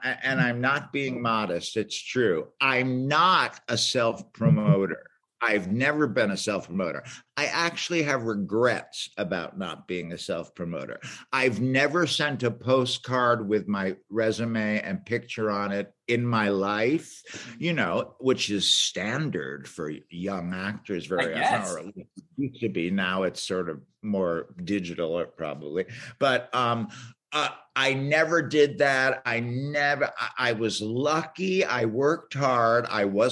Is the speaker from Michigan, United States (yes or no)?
no; New York, United States; moved away as an adult; also born or lived in Boston / Chicago; I'm from New York. I'm an East Coast guy and originally.